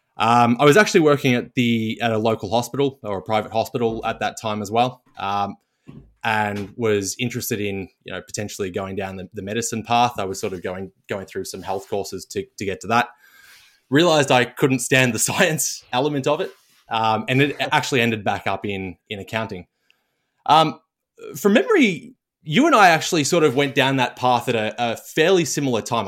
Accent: Melbourne, Victoria, Australia; grew up in Southeast Melbourne

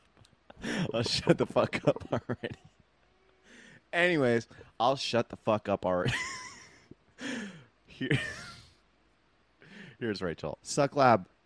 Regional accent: Long Beach, California, United States; I was born in Long Beach. I'm still in Long Beach.

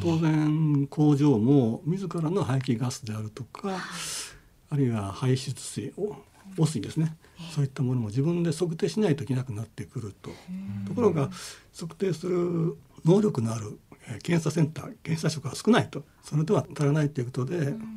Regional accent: Takasago, Hyogo, Japan; also born or lived in Chiba Prefecture; もともと兵庫県出身です

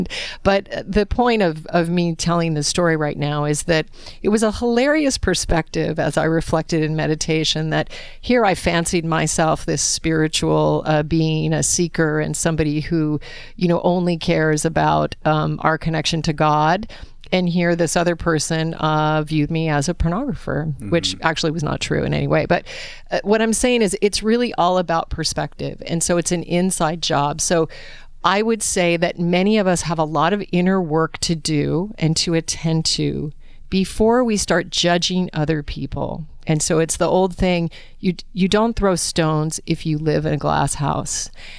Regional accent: Alaska, United States; I was raised in Alaska on game meat, as most of you know who listen to the podcast.

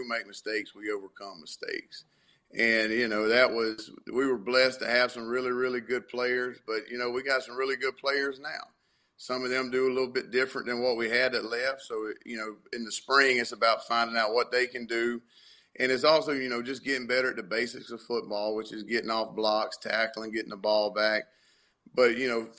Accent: the South, United States; that's just how we're raised around in the South

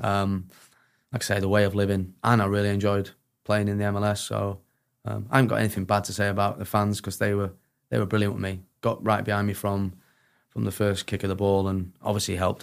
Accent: Sheffield, Yorkshire and the Humber, United Kingdom; I'm from Sheffield

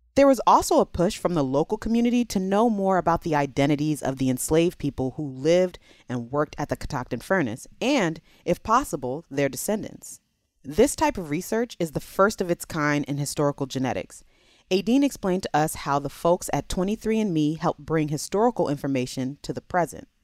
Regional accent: Maryland, United States; Maryland is my home state

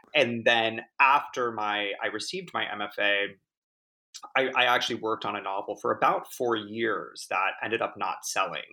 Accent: Laguna Beach, California, United States; I grew up in Orange County in Laguna Beach

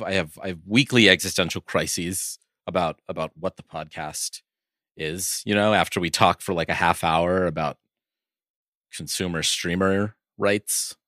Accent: Oakland, California, United States; I'm from Oakland

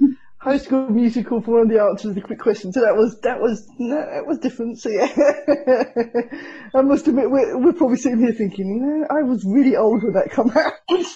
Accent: Hertfordshire, East of England, United Kingdom; moved away; I know Essex. I was from Hertfordshire, so we were slightly closer, but yeah, I know Essex.

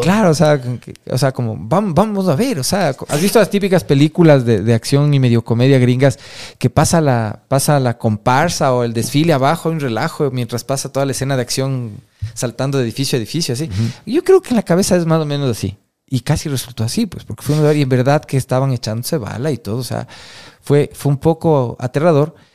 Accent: Quito, Pichincha, Ecuador; como quiteño

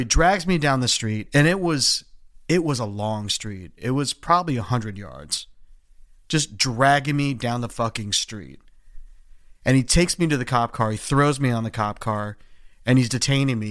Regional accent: Philadelphia, Pennsylvania, United States; I'm like this mustachioed 21-year-old guy from Philly, half Filipino looking dude

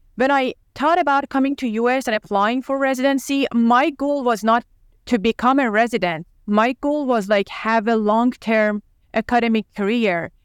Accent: Tehran, Tehran Province, Iran; English is a second language; moved away as an adult; also born or lived in Los Angeles, United States; now in United States; I was born and raised in Tehran, and I went to medical school over there

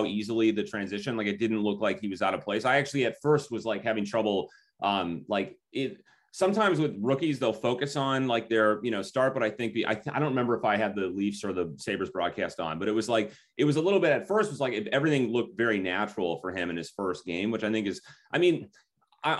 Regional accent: Minneapolis, Minnesota, United States; we're from Minnesota, I live in Minneapolis, grew up in, you know, in the high school system here

